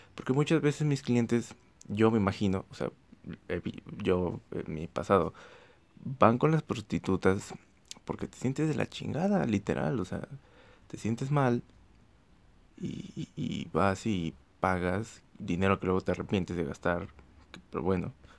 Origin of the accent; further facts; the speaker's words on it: Xalapa, Veracruz, Mexico; en Jalapa, Veracruz, Jalapa, Veracruz. Este, ya la dije, ya dije la ciudad de donde soy